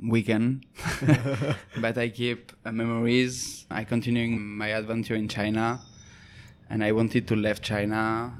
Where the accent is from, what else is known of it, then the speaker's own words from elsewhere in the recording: Toulouse, Occitania, France; moved away; the culinary school in Toulouse, my hometown.